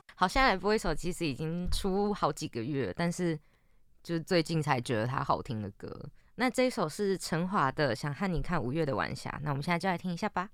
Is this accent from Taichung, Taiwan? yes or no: no; Yunlin County, Taiwan; 因为我是云林人嘛